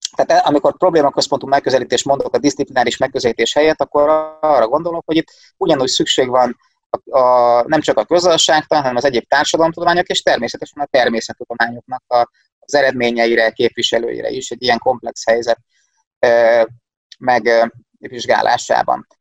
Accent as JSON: {"language": "Hungarian", "town": "Szeged", "region": "Csongrád-Csanád", "country": "Hungary", "tie": "born or raised there", "also_born_or_lived": "Domaszék", "said": "Szegeden születtem, itt is élek"}